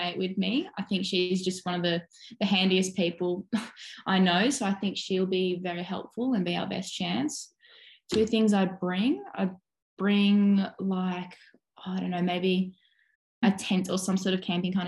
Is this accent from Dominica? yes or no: no; Sydney, New South Wales, Australia; moved away as an adult; also born or lived in Western Australia; now in Perth, Australia; I grew up on Bondi in Sydney's East and we did play a lot down there, so always beach.